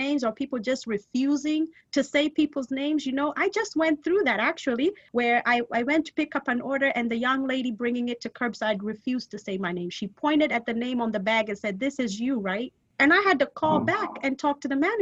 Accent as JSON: {"language": "English", "country": "Kenya", "said": "I am Kenyan. I'm African. I want to be over here and talk Swahili"}